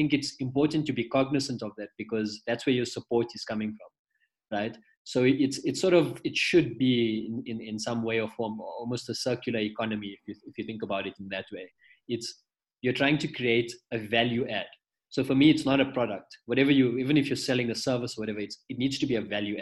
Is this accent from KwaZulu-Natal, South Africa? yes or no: no; Pretoria, Gauteng, South Africa; I'm actually from Pretoria originally. From a little, it's classified as a township, but it's developed. It's called Lodium.